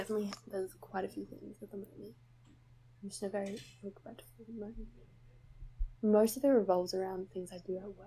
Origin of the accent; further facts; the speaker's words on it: Australia; accent: Aussie; we're too Aussie. Our accents are just fucking with it.